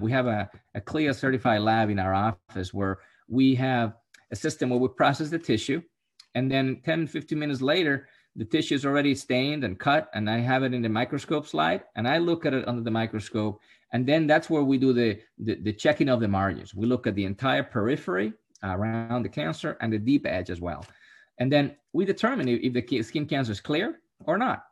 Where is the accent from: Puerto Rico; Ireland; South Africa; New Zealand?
Puerto Rico; I'm from Puerto Rico